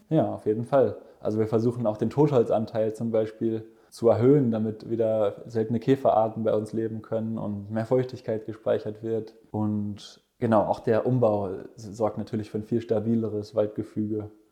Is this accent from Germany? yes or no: yes; Ruhr area, North Rhine-Westphalia, Germany; moved away; ich bin äh, genau im Ruhrgebiet aufgewachsen